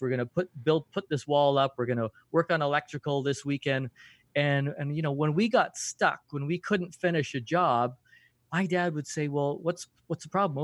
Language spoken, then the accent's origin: English; Canada; as a Canadian, I curl a lot.